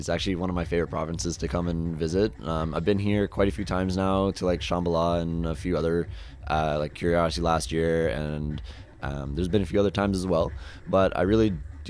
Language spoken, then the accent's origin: English; East Coast, United States; we're both from the East Coast